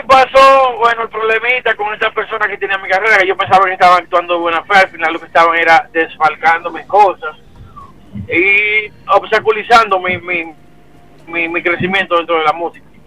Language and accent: Spanish; San Cristóbal, Dominican Republic; Mi pueblo natal, Campito San Cristóbal